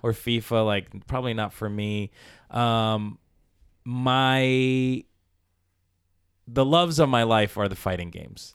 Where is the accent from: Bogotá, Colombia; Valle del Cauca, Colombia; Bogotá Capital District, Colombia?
Valle del Cauca, Colombia; Palmira; I was born in Colombia, in South America, in a village, Palmira, Colombia, Valle de Cauca.